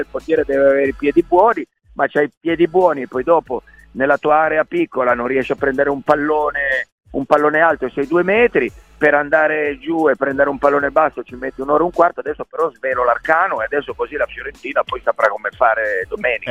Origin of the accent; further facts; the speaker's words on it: Turin, Piedmont, Italy; now in Rome, Italy; io sono torinese, vivo a Roma